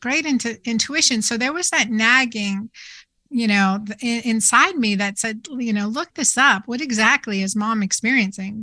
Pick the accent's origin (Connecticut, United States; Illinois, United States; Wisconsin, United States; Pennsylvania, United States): Pennsylvania, United States; Doylestown; I grew up in Doylestown, Pennsylvania